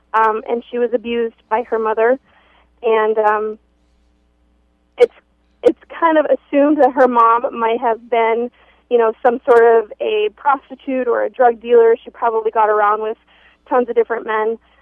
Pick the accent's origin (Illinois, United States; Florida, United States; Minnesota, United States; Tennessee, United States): Minnesota, United States; Minneapolis–Saint Paul; we grew up in the Twin Cities